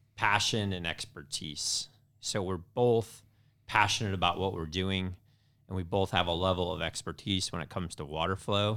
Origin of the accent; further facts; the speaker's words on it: Indiana, United States; moved away as an adult; also born or lived in California; I grew up in Indiana, so I was a Indiana boy living on the West Coast